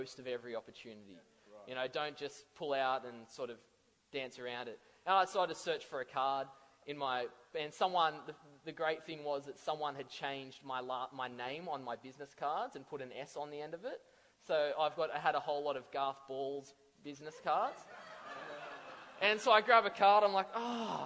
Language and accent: English; Central Coast, New South Wales, Australia; I'm from the Central Coast.